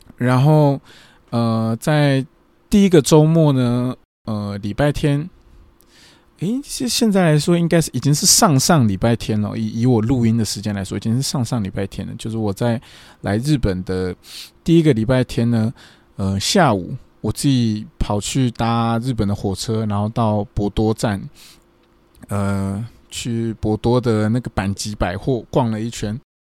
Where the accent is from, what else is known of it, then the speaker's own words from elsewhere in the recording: Taiwan; moved away as an adult; now in Japan; 我是台湾人，日文没有那么的厉害